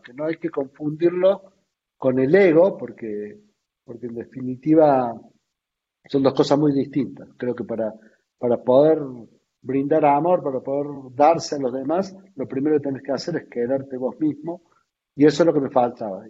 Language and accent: Spanish; Argentina